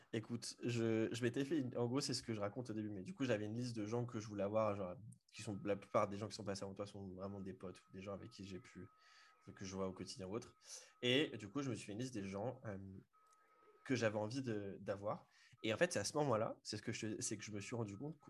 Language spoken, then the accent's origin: French; Le Mans, Pays de la Loire, France; je suis originaire du Mans